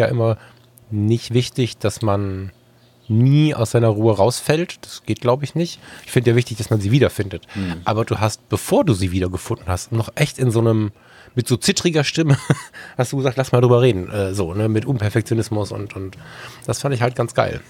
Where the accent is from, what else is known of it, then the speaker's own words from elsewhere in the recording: West Germany, Germany; ich als Wessi Bengel